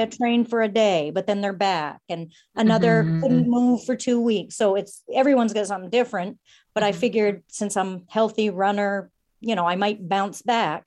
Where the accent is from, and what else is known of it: Maine, United States; born or raised there; also born or lived in Portland